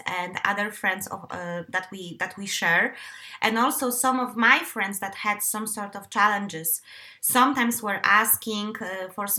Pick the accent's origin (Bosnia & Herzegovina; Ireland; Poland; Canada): Poland; eastern Poland; accent: Eastern Polish; now in Denmark; this is my accent. By the way, I do have a tendency to have a very beautiful Eastern Polish accent sometimes